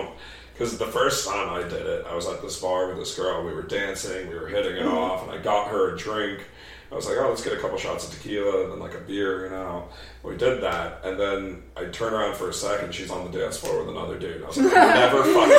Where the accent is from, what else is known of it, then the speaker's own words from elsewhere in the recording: Texas, United States; accent: Texas accent; Especially when I'm from Texas.